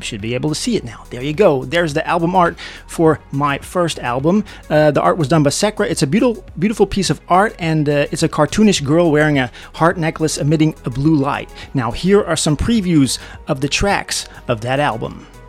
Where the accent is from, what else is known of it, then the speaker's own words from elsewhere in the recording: Netherlands; my hometown in the Netherlands.